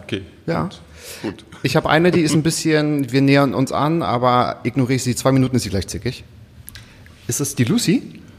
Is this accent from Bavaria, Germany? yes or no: no; Müritz National Park, Mecklenburg-Vorpommern, Germany; Also ich komme aus dem Müritz Nationalpark